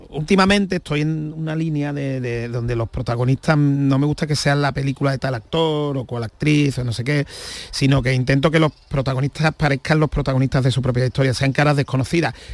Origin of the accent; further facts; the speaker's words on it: Seville, Andalusia, Spain; soy sevillano